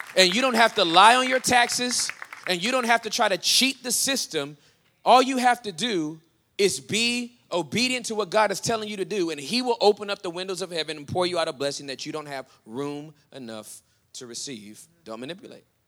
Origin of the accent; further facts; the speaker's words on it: Southern California, United States; now in Denton, United States; since I'm from Southern California